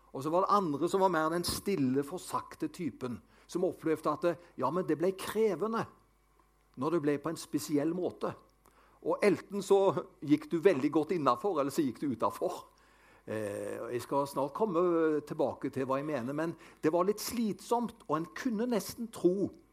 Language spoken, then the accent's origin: Norwegian; Avaldsnes, Rogaland, Norway; also born or lived in Haugesund; Det var der jeg vokste opp. Vi bodde på Nordkarmøy Avaldsnes.